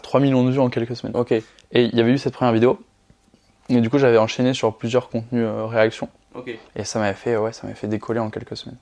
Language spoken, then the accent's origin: French; Orléans, Centre-Val de Loire, France; moved away as an adult; je suis originaire d'Orléans